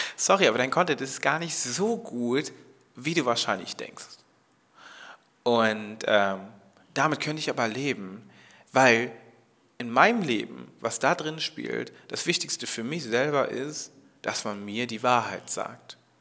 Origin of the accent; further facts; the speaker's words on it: Germany; ich komme aus Deutschland, wurde ich da halt auch als Deutsche so akzeptiert